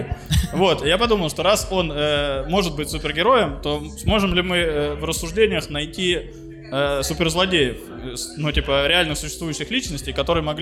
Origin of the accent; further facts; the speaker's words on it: Belarus; мы же из Беларуси кухонька